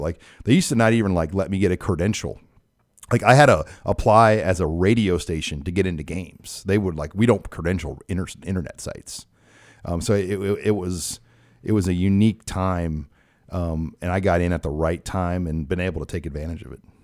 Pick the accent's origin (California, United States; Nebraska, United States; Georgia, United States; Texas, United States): Nebraska, United States; Omaha; a lot of Creighton basketball games growing up in Omaha